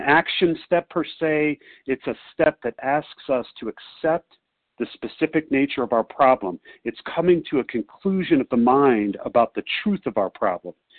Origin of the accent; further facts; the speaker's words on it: Chicago, Illinois, United States; I'm visiting my sweetheart in Denver, but I'm from Chicago